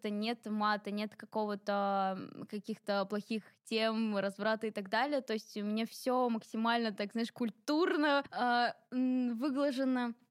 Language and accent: Russian; Ingushetia, Russia; Да, я из кавказской семьи, я ингушка, и у нас очень-очень-очень строгие традиции.